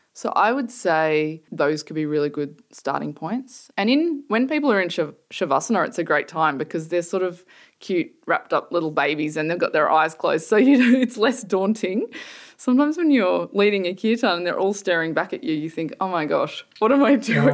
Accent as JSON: {"language": "English", "town": "Sydney", "region": "New South Wales", "country": "Australia", "tie": "born or raised there", "also_born_or_lived": "Melbourne", "moved": "as an adult", "lives_now": "London, United Kingdom", "said": "I grew up in Sydney, in a fairly nice suburb."}